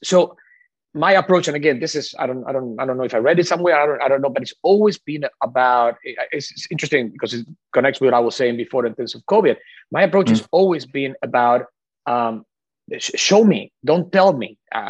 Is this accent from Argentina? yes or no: yes; Argentina; English is a second language; moved away; Obviously, for me, this since very early on was a very personal issue, because I come from Argentina. I always I didn't really understand until I came here what lack of diversity looked like, because I grew up with a lot of diversity.